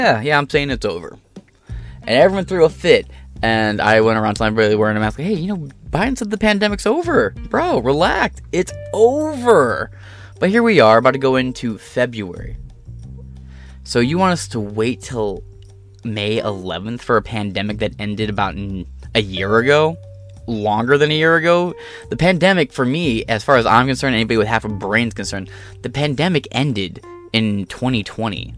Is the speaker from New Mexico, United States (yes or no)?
no; Michigan, United States; in Detroit, you know, in my home state of Michigan